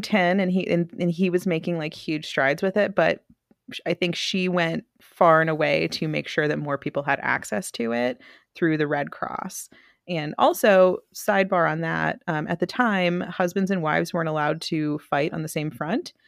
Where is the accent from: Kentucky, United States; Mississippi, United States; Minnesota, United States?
Mississippi, United States; I am from Mississippi.